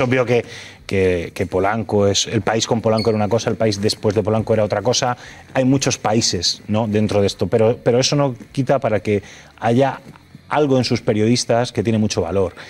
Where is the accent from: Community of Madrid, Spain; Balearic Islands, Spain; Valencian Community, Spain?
Community of Madrid, Spain; Fuenlabrada